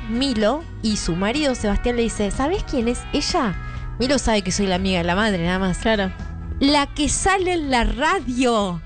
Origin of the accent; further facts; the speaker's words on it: Marcos Paz, Buenos Aires Province, Argentina; moved away; yo me fui a mi pueblo natal.